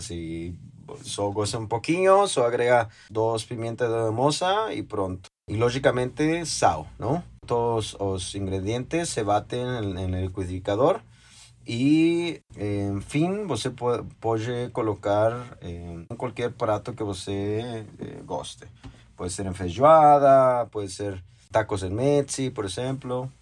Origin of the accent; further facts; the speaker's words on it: Mexico; now in São Paulo, Brazil; para nós, mexicanos